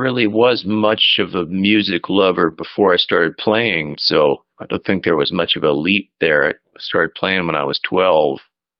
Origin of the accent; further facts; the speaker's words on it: Portland, Oregon, United States; moved away as an adult; also born or lived in New York City, New York; now in Woodstock, United States; I moved to New York when I was about 21. I'm from Portland, Oregon.